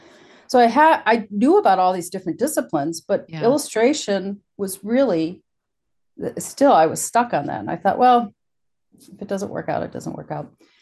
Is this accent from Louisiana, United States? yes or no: no; Wisconsin, United States; Plus I was from Wisconsin, which was a novelty. They loved my accent.